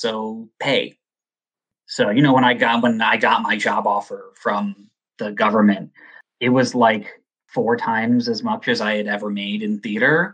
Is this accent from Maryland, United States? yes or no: no; Evanston, Illinois, United States; moved away; I'm from Evanston. So I grew up just outside of Chicago